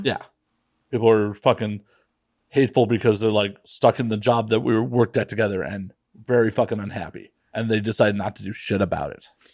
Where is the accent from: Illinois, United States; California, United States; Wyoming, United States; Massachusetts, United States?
Illinois, United States; Chicago; moved away; I grew up in Rogers Park